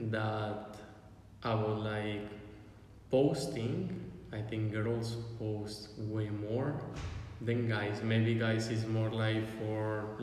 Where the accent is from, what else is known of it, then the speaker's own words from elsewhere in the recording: Mexico; I'm from Mexico.